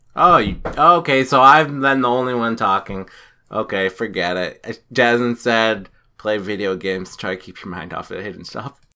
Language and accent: English; New Hampshire, United States; I'm from New Hampshire.